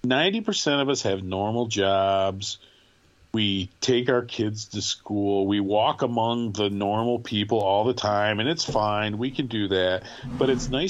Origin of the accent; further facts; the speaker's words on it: Michigan, United States; I'm from Michigan